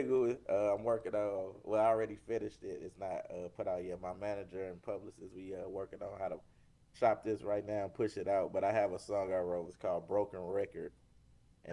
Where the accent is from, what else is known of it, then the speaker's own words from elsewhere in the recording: St. Louis, Missouri, United States; born and raised in St. Louis.